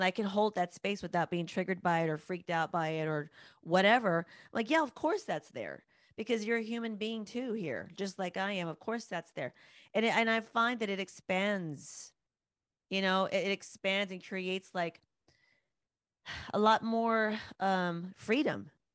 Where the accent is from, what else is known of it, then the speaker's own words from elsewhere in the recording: United States; as American women, as Western women